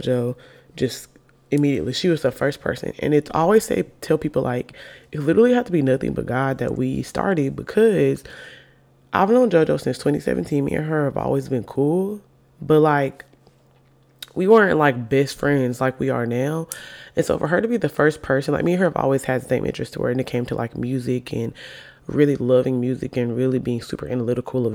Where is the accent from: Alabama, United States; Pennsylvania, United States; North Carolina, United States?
Alabama, United States; also born or lived in Birmingham, Alabama; I live in Birmingham, Alabama. We're both from Alabama.